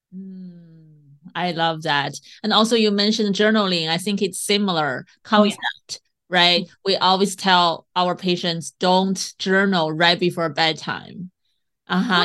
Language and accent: English; China; moved away; I grew up in China